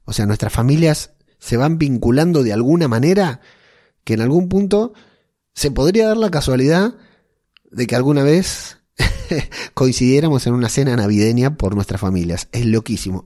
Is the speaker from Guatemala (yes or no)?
no; Argentina; moved away as an adult; now in Arteixo, Spain; siendo argentino, viviendo en Arteillo